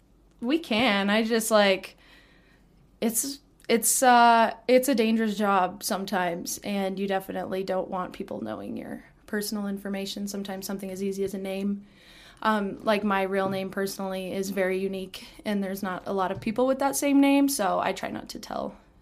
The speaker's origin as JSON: {"language": "English", "town": "Canyon", "region": "Texas", "country": "United States", "tie": "born or raised there", "said": "I was born and raised in Canyon, and I was raised by my mom"}